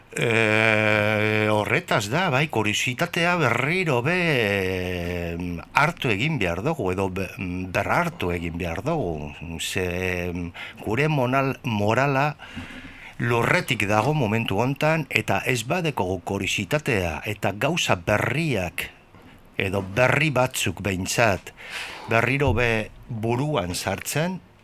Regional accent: Bilbao, Basque Country, Spain; gure bizitza izan zan, beti otxarkoaga, otxarkoaga

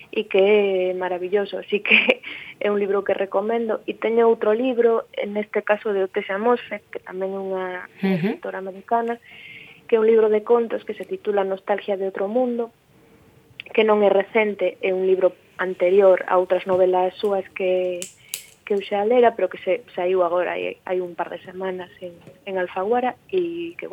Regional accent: Galicia, Spain; somos ás veces o que os demais agardan que non sexamos eh, sendo galegos, non?

